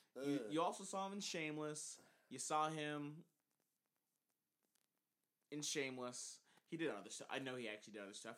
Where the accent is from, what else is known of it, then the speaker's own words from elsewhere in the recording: Texas, United States; moved away; I'm from Texas.